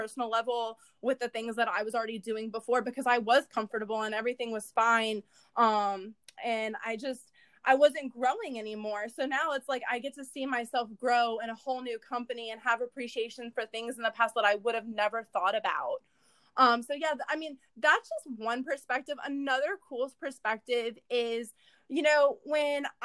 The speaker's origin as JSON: {"language": "English", "town": "Orlando", "region": "Florida", "country": "United States", "said": "I am from Orlando, Florida."}